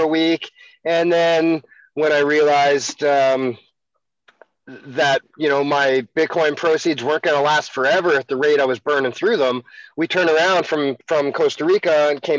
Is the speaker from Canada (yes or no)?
yes; Canada; as a Canadian